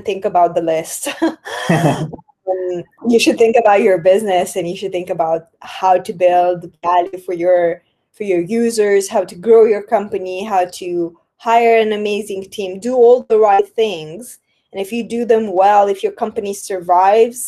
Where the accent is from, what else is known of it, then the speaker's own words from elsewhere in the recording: Moldova; my home country, Republic of Moldova